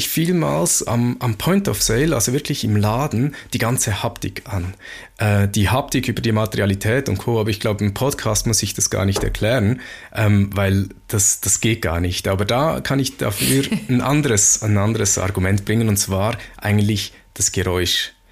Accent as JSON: {"language": "German", "country": "Switzerland", "said": "so als Schweizer kann ich mir das gut merken"}